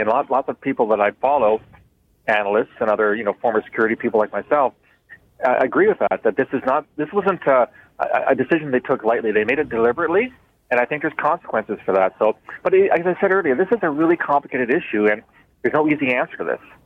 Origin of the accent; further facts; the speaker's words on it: Canada; like any other Canadian